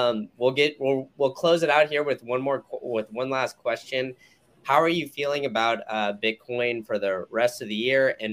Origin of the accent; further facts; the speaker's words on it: Austin, Texas, United States; moved away; I'm originally from Austin, so any excuse I can get to go back home to visit my family